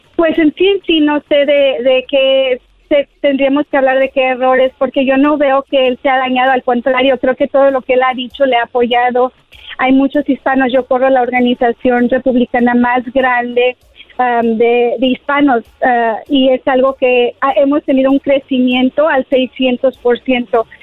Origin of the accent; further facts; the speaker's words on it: Mexico; yo soy hispana y mexicana y amo mi cultura